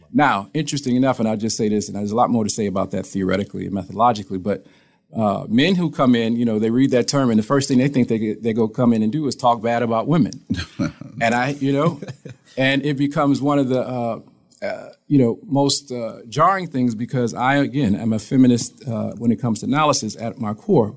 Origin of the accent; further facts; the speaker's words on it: Toledo, Ohio, United States; moved away as an adult; now in Columbus, United States; I'm from Toledo, Ohio. Uh, we've been here, me and my wife, uh, she's a physician since 2013